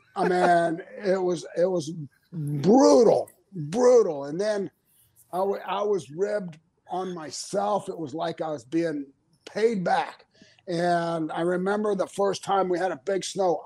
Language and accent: English; Florida, United States; also born or lived in Minnesota; I'm from Florida, man.